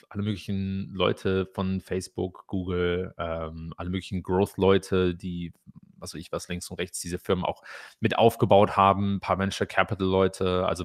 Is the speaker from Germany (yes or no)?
yes; Germany; Also ich glaube, gerade als, als, als Deutsche ist es eine sehr interessante Erfahrung.